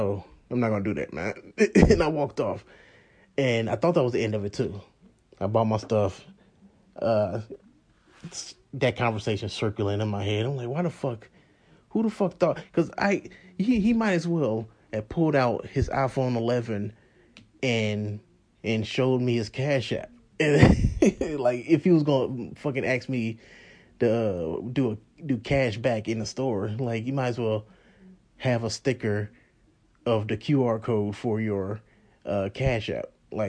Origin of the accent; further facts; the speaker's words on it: St. Louis, Missouri, United States; because how I grew up, I grew up in St. Louis.